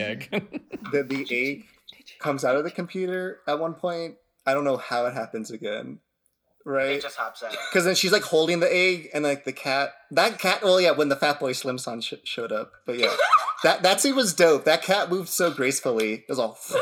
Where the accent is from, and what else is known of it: United States